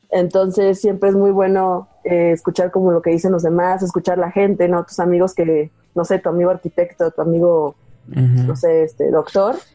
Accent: Veracruz, Mexico; now in Mexico City, Mexico; yo soy originaria de Veracruz, allá exactamente estudié

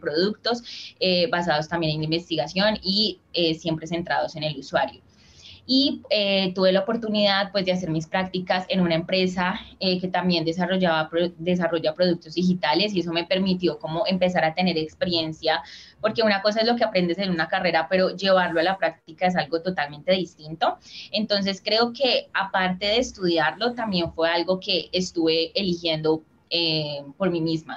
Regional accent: Colombia; also born or lived in Cali; soy de Colombia, vivo en la ciudad de Cali

